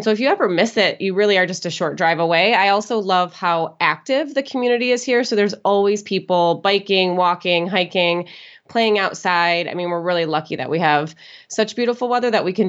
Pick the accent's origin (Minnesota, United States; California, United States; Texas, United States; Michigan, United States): Michigan, United States; moved away as an adult; now in Phoenix, United States; We're from Michigan originally.